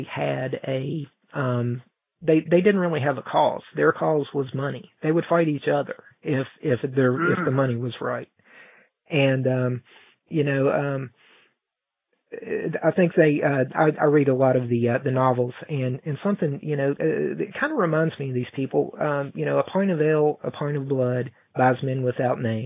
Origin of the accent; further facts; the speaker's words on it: Mount Hope, West Virginia, United States; we're a very small town here in Mount Hope